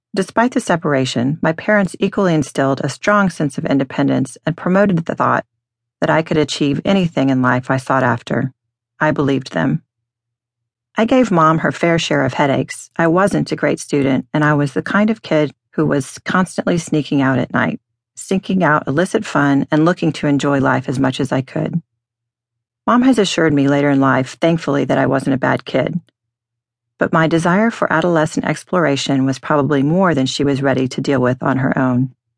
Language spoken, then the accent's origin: English; Dallas, Texas, United States; moved away; I grew up in Dallas as a fifth-generation Texan.